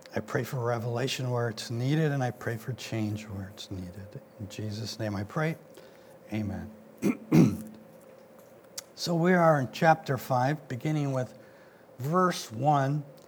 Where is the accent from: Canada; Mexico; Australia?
Mexico; now in United States; I wasn't born here, I was born in Mexico